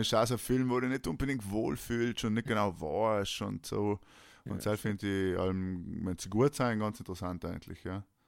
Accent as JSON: {"language": "German", "area": "South Tyrol", "region": "Trentino-Alto Adige", "country": "Italy", "moved": "yes", "lives_now": "Vienna, Austria", "said": "ist Tanzen natürlich unser Ding als Südtiroler"}